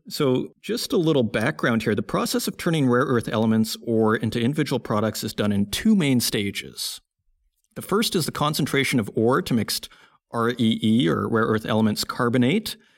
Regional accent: Saskatoon, Saskatchewan, Canada; Saskatoon, my hometown

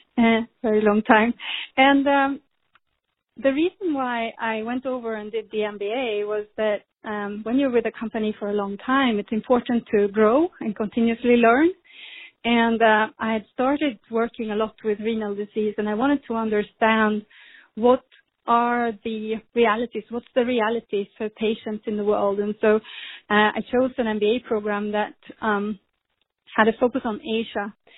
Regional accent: Sweden; moved away as an adult; now in United States; I grew up in Sweden and I studied there

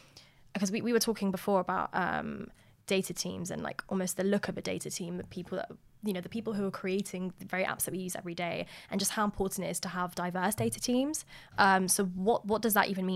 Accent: Eritrea; now in United Kingdom; I'm originally from Eritrea

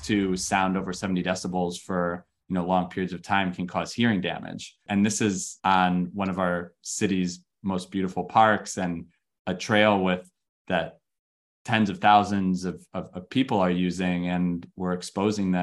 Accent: Chicago, Illinois, United States; moved away; I was born in Chicago

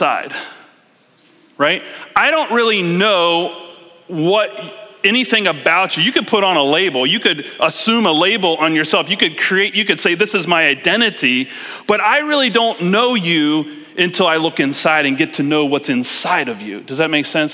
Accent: East Coast, United States; now in King County, Washington, United States; I'm from East Coast

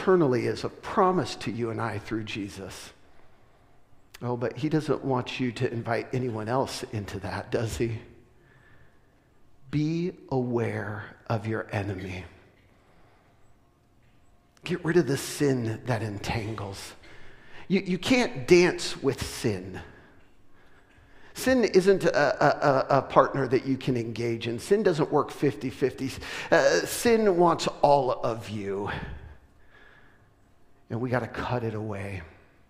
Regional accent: West Coast, United States; moved away; we're from the West Coast originally

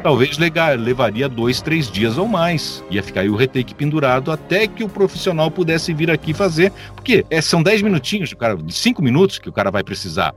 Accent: Caxias do Sul, Rio Grande do Sul, Brazil; moved away; also born or lived in Rio de Janeiro; aqui onde eu estou, que é a minha terrinha natal, Caxias do Sul. Mudei para cá em 2008

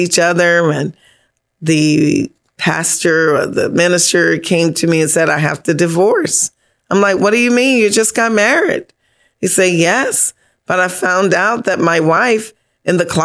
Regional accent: Bahamas; I come from Bahamas

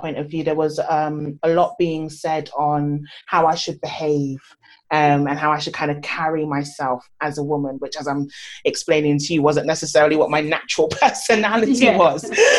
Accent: Nigeria; especially as a Nigerian child growing up, you know, you go to school, you get a job, you do this.

